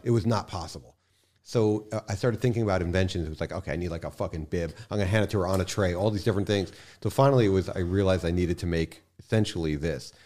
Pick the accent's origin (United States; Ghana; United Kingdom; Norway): United States; New York City, New York; also born or lived in Long Island; I grew up in Manhattan, um, and from there we moved out to Long Island for a little